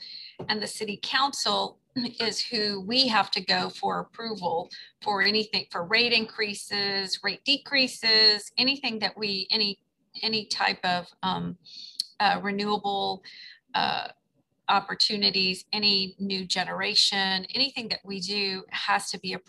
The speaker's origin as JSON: {"language": "English", "region": "Texas", "country": "United States", "said": "the first time I lived in New Orleans, I came from Texas."}